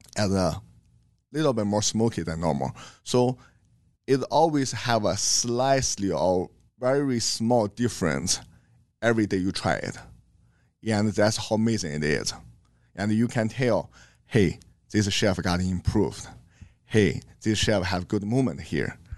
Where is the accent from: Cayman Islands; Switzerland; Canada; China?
China; English is a second language; moved away as an adult; now in Omaha, United States; I grew up in China